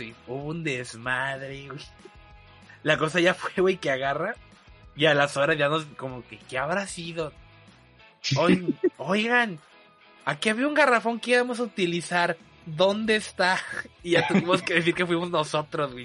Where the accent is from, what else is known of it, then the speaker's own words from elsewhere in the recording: Veracruz, Mexico; los que crecieron aquí